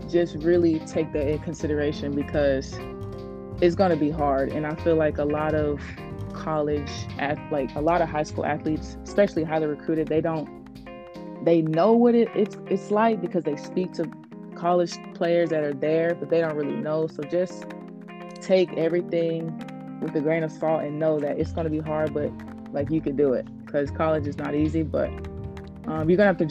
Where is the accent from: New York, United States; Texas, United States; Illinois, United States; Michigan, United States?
Texas, United States; Baytown; moved away; I'm from Baytown. So, yeah, it's like right outside of Houston. I went to Barbers Hill